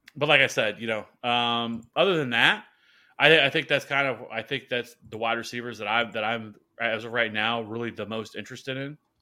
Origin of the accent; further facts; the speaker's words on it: Kansas City, United States; I'm from Kansas City